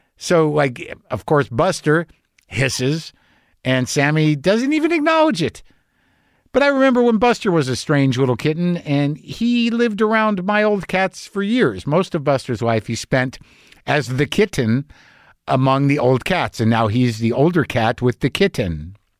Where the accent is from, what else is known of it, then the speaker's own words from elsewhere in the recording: United States; as an American, uh, an entitled American